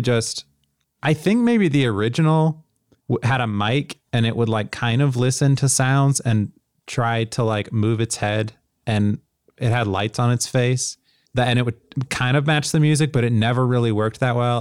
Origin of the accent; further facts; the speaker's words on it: Tennessee, United States; I grew up in Tennessee